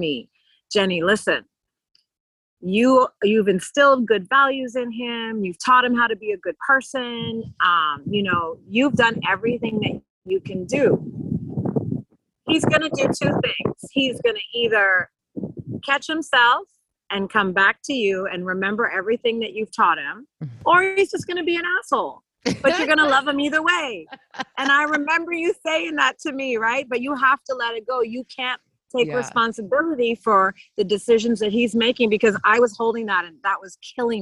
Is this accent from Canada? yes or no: yes; Canada; moved away as an adult; now in Bahamas; I was born in Canada, I moved here when I was 18